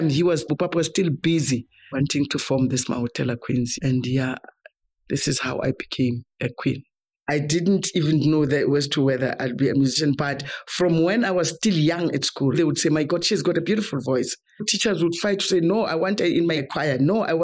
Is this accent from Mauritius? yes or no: no; Springs, Gauteng, South Africa; also born or lived in Johannesburg; I was born and brought up in Gotema Springs, and I attended school there